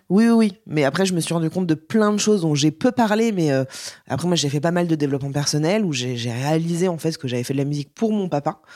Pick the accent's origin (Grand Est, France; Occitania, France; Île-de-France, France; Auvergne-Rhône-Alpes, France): Île-de-France, France; Paris; je suis une vraie parisienne euh, bobo chiante